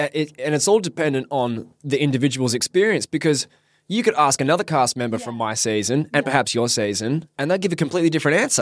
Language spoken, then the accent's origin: English; Perth, Western Australia, Australia; born and raised in Perth, Western Australia. Lived here my whole life